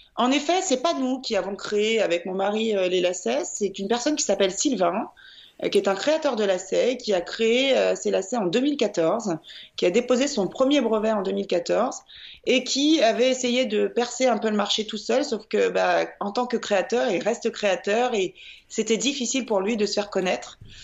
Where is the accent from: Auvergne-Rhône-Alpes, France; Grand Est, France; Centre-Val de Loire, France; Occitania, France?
Auvergne-Rhône-Alpes, France; Lyon; je suis lyonnaise